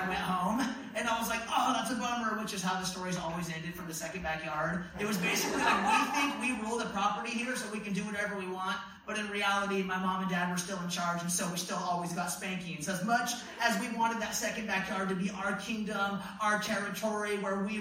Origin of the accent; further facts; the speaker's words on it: Medford, United States; growing up in Medford, we had this tiny 3-bedroom, 1-bathroom house with 8 kids running around